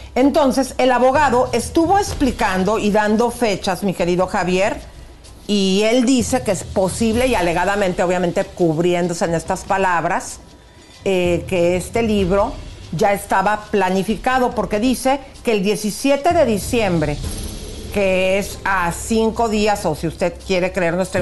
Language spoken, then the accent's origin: Spanish; Mexico; como mexicana